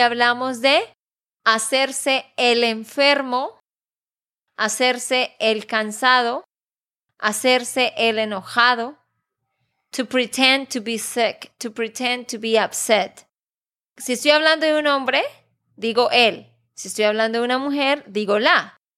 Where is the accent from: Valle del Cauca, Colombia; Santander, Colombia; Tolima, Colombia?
Santander, Colombia; de Santander, Colombia